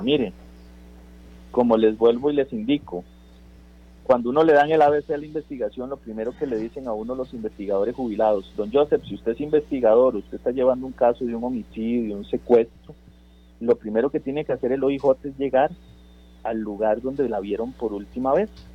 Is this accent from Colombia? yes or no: no; Costa Rica; como costarricenses